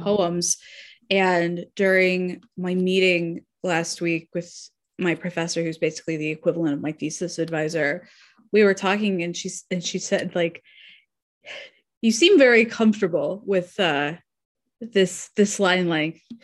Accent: Arizona, United States; I grew up in Arizona

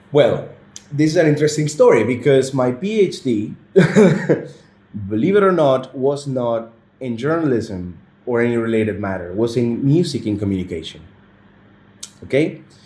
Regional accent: Venezuela; moved away as an adult; now in Qatar; my home country Venezuela

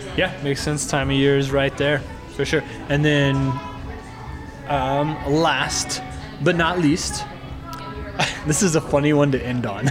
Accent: Oklahoma, United States; moved away; I'm from Oklahoma

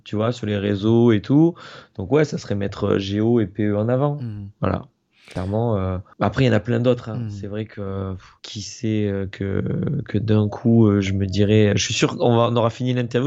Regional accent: Montpellier, Occitania, France; je suis de Montpellier

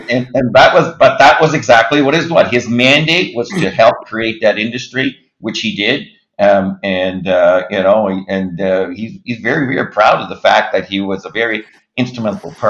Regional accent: Moncton, New Brunswick, Canada; born there; I was born in Moncton, so that was the that was the, the result of that in 1958.

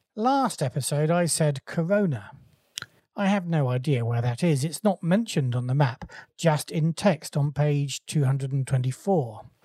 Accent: England, United Kingdom; as an Englishman

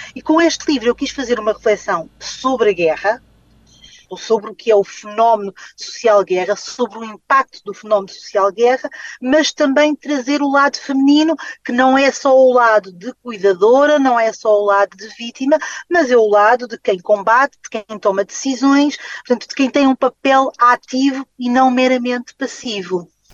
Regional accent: Guinea-Bissau; eu nasci na Guiné-Bissau

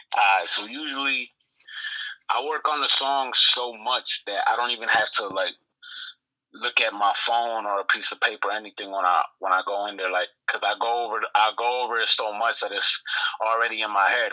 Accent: Buffalo, New York, United States; also born or lived in Puerto Rico; I was born in Puerto Rico, right? Uh, been in Buffalo, New York since I was one. That's my stomping grounds. That's why I was raised in the lower west side of Buffalo

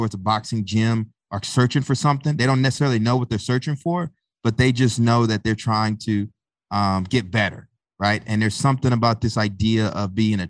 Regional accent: Tyler, Texas, United States; moved away as an adult; also born or lived in Bryan-College Station, Texas; now in Newark, United States; I live in Newark, New Jersey. I'm not from Newark. I was born and raised in Tyler, Texas

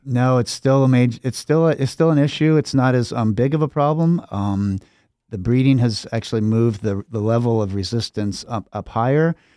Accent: Pullman, Washington, United States; moved away as an adult; now in Minnesota, United States; I grew up in Pullman, Washington

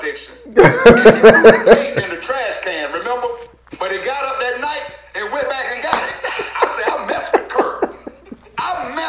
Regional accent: the South, United States; I'm from the South.

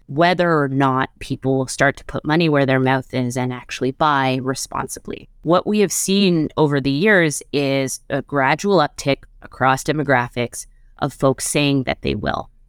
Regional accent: Montreal, Quebec, Canada; moved away as an adult; now in Toronto, Canada; I grew up in Montreal.

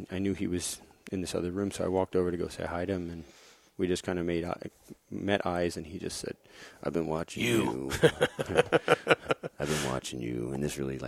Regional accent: Florida, United States; my hometown

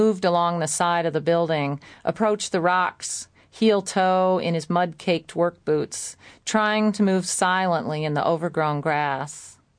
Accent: Kalamazoo, Michigan, United States; And I've noticed in my hometown, I'm from Kalamazoo, and I've noticed that a lot of men don't know where to go or what to do now.

